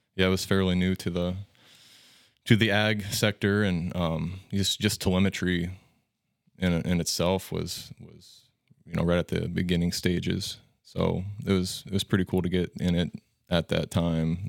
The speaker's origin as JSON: {"language": "English", "town": "Ewing", "region": "Nebraska", "country": "United States", "tie": "born or raised there", "said": "grew up in Ewing, a small town west of Norfolk, about fifty minutes, so not too far away"}